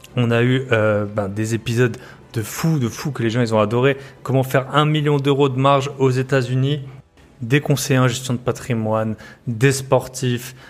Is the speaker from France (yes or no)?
yes; the East, eastern France, France; accent: eastern French; On est de l'Est. On a à peu près le même accent